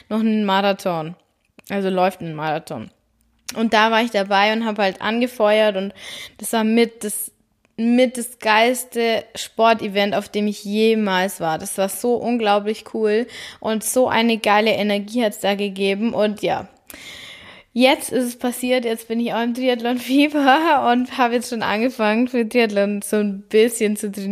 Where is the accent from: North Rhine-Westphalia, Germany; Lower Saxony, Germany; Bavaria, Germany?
Bavaria, Germany; vor allem für mich als Bayerin ist es da oben echt ungewöhnlich, alles flach, dann das Meer